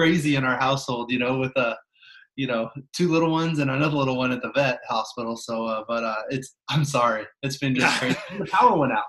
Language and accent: English; Mercer Island, Washington, United States; also born or lived in Detroit; I'm from Seattle. I grew up on Mercer Island.